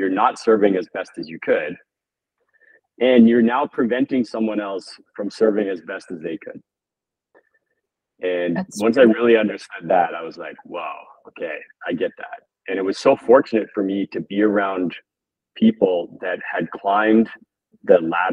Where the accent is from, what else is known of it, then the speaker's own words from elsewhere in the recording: Toronto, Ontario, Canada; growing up in Toronto